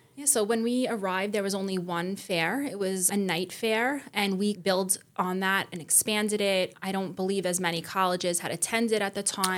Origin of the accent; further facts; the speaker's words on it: New York City, New York, United States; I was born and raised in Staten Island also